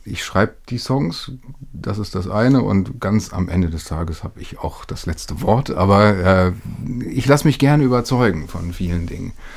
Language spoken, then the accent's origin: German; Lütjenburg, Schleswig-Holstein, Germany; now in Hamburg, Germany; Ich bin äh, in Schleswig-Holstein, wie du sagtest, aufgewachsen und in Lütjenburg zur Schule gegangen.